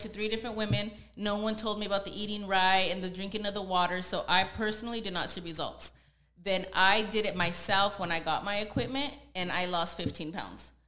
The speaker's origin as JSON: {"language": "English", "town": "San Jose", "region": "California", "country": "United States", "moved": "as an adult", "lives_now": "Los Angeles, United States", "said": "I'm originally from San Jose, California, and I moved out to LA about three and a half years ago"}